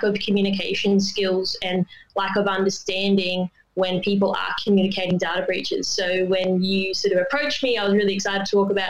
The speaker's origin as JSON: {"language": "English", "region": "Queensland", "country": "Australia", "tie": "born or raised there", "moved": "as an adult", "lives_now": "Sydney, Australia", "said": "I've been in Sydney 10 years, but I am a Queenslander. I was born there and family obviously were cane farmers"}